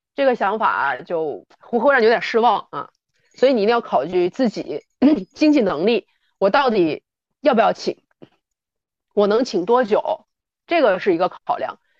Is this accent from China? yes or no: yes; Northeast China, China; 我是东北人，这个冬天身为东北人我特别感谢有那么多南方的小伙伴儿啊，来到我们东北做客，都知道我们东北人是特别实在的